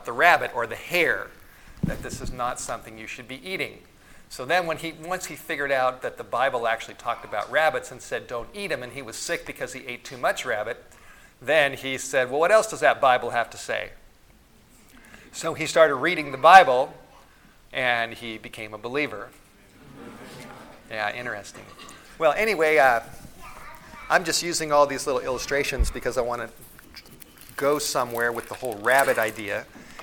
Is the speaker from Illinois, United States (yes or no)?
no; Los Angeles, California, United States; now in Priest River, United States; When I was a boy growing up in the Hollywood Hills of Southern California